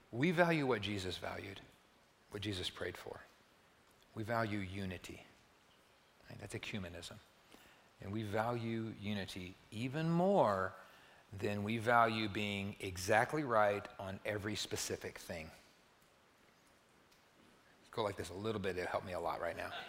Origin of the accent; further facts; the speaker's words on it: Perryton, Texas, United States; I grew up in the Perryton, Texas, Oak Street Church of Christ